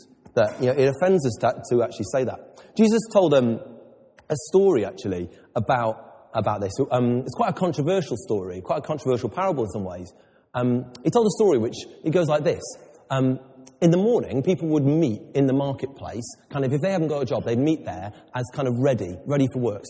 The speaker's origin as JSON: {"language": "English", "region": "England", "country": "United Kingdom", "said": "I'm very English"}